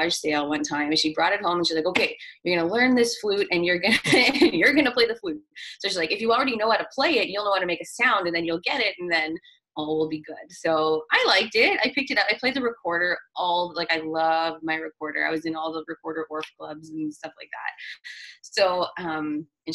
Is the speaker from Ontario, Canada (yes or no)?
no; Winnipeg, Manitoba, Canada; also born or lived in Brandon, Manitoba / Wawanesa, Manitoba; I'm from Winnipeg and I've lived in Winnipeg my whole life.